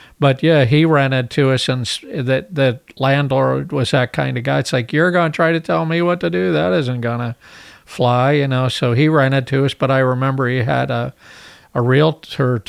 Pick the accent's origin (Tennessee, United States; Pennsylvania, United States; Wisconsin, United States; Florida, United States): Pennsylvania, United States; Hollidaysburg; moved away as an adult; now in San Diego, United States; I'm from Hollidaysburg, Pennsylvania